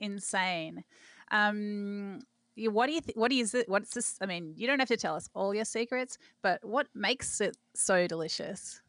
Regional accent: Australia; growing up in Australia

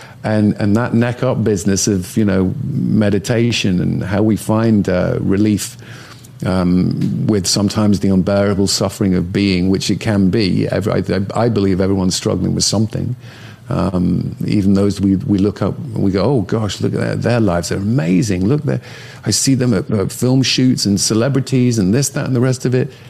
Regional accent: Northern England, United Kingdom; moved away; growing up in Northern England where I grew up

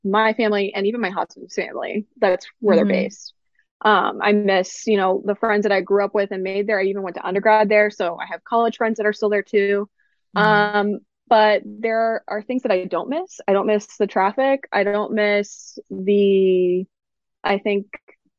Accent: Miami, Florida, United States; moved away as an adult; now in Central New York, United States; I'm a Miami girl. So I grew up in Miami, born and raised. I'm Cuban American and proud.

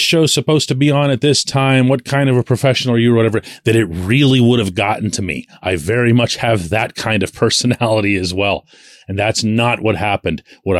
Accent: Pittsburgh, Pennsylvania, United States; I'm born and raised in Pittsburgh, but all of my relatives and the rest of the tree, I guess, is on that side of the water.

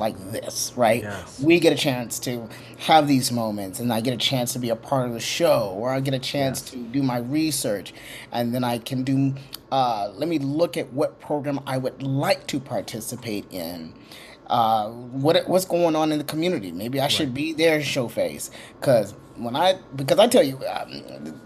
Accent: Little Rock, Arkansas, United States; moved away as an adult; now in Los Angeles, United States; my mama's from Little Rock, Arkansas. So she birthed me in Little Rock, Arkansas, and I was there for a while.

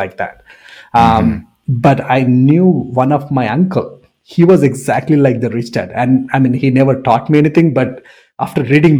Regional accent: India; English is a second language; moved away as an adult; also born or lived in Sarnia, Canada; now in Windsor, Canada; born and raised in India.

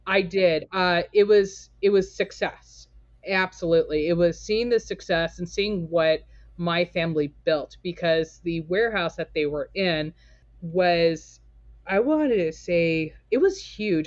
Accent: Torrance, California, United States; now in Portland, United States; I was born and raised in Torrance, California

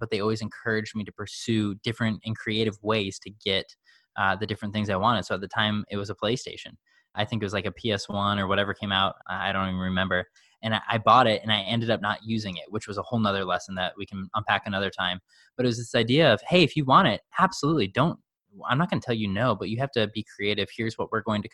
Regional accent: Chicago, Illinois, United States; I grew up in the suburbs of Chicago

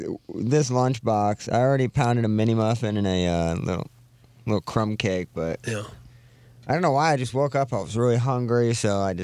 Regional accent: St. Louis, Missouri, United States; If they look at me and think I'm anywhere other than the United States, you know, I'm just the regular Joe Schmo. So I usually say St. Louis, Missouri.

